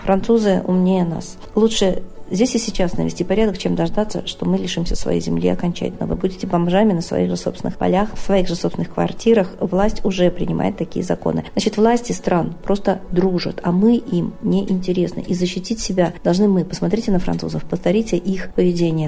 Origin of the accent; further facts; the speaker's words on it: Russia; мы, как коренные жители, аборигены здесь